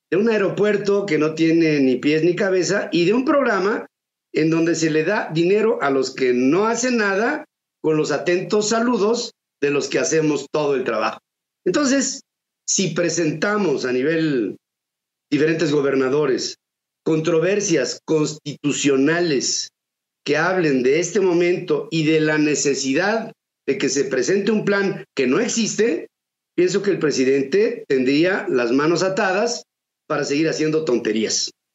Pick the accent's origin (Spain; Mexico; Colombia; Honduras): Mexico; como mexicano